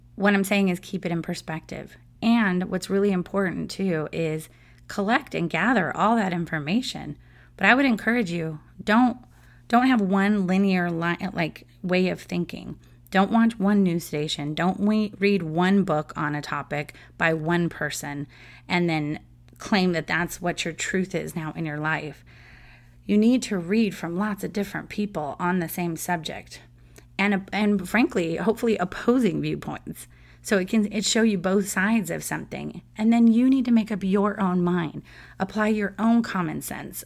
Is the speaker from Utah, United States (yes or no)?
no; San Diego, California, United States; I grew up in San Diego and grew up in a huge Padres fan family